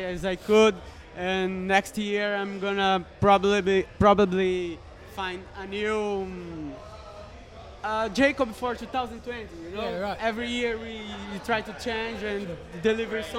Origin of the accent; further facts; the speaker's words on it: São Paulo, Brazil; It's also the name of my hometown.